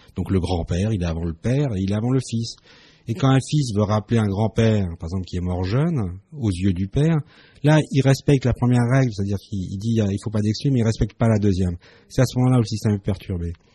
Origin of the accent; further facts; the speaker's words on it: Strasbourg, Grand Est, France; je suis né à Strasbourg, je suis né en France